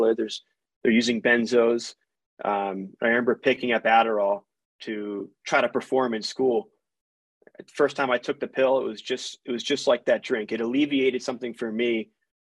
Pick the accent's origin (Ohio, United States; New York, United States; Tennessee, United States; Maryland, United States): Maryland, United States; Baltimore County; moved away as an adult; also born or lived in Florida; now in Utah, United States; I grew up in a middle-class family. I'm originally from Baltimore County, Maryland.